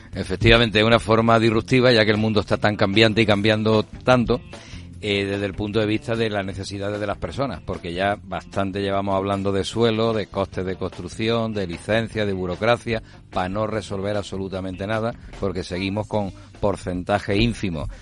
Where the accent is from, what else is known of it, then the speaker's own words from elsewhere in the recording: Málaga, Andalusia, Spain; vengo de Málaga con todo su desarrollo de parque tecnológico